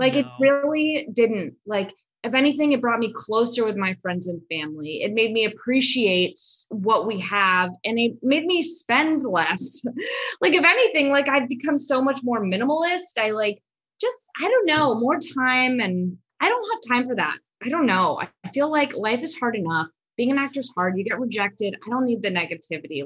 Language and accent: English; Los Angeles, California, United States; I'm from Los Angeles, so everyone lives in LA still